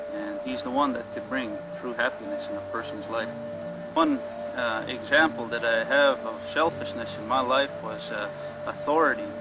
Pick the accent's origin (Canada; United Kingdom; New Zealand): Canada; Buffalo Lake Métis Settlement, Alberta; I'm from the Buffalo Lake Métis Settlement, and uh, which is the Cree Nation, and uh, it's in Alberta, Canada.